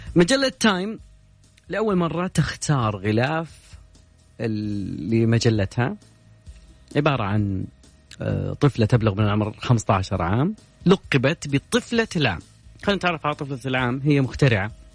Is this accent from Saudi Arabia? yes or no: yes; Saudi Arabia; عندنا في المملكة العربية السعودية